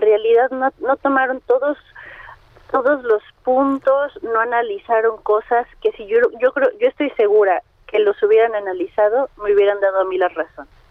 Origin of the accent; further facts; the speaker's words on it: Mexico City, Mexico; soy de Azcapotzalco